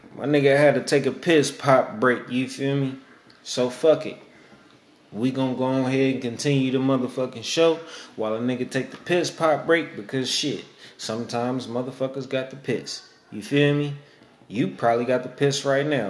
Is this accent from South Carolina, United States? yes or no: no; Oakland, California, United States; I'm from East Oakland